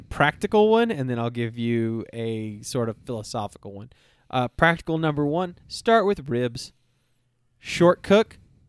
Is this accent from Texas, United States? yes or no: yes; Texas, United States; except for I'm from Texas and I wanted to smoke a brisket